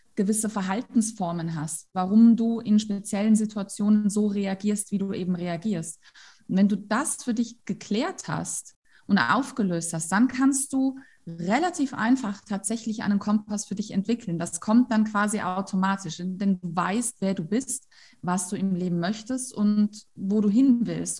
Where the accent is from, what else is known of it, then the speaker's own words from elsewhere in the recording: Tyrol, Austria; bei uns in Tirol